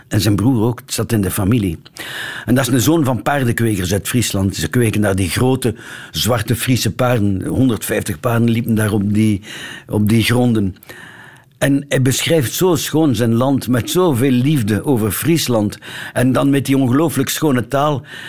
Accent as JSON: {"language": "Dutch", "town": "Ghent", "region": "Flanders", "country": "Belgium", "accent": "Gents", "said": "mijn Gents accent"}